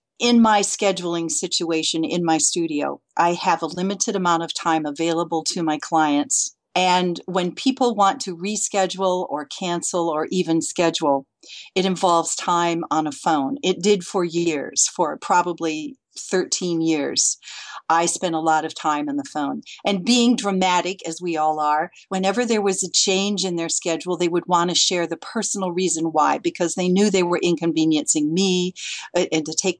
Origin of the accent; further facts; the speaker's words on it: Lansing, Michigan, United States; moved away as an adult; also born or lived in foothills of California; now in California, United States; I'm from Lansing.